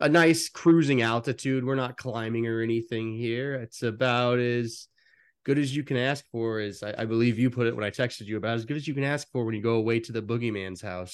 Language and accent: English; United States